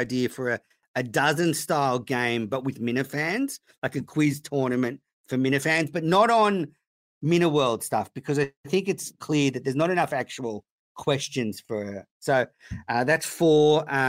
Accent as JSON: {"language": "English", "town": "Bristol", "region": "South West England", "country": "United Kingdom", "said": "from Bristol."}